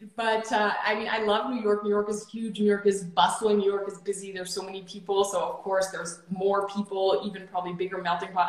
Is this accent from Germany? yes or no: yes; Germany; moved away as an adult; now in Canada; I was born and raised in Germany, and at 19 years old, which is eight years ago now